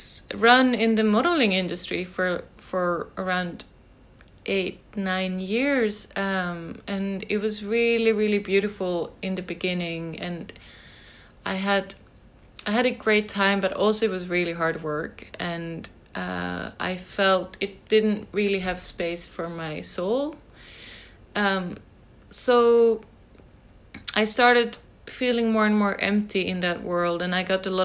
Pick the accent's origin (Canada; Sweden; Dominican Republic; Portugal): Sweden; Järna, Stockholm County; I grew up in Sweden, outside Stockholm, in a countryside town called Järna.